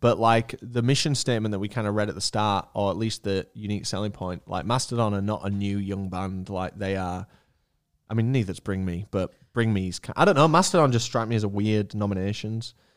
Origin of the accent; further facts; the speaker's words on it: United Kingdom; I'm from the United Kingdom